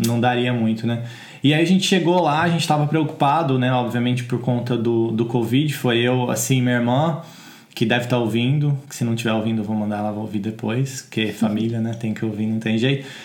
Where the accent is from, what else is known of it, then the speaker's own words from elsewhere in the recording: Brazil; moved away as an adult; now in United Kingdom; a gente vem do Brasil